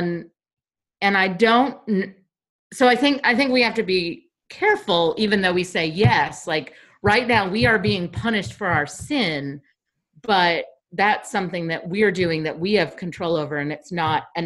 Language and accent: English; the South, United States; I grew up in the South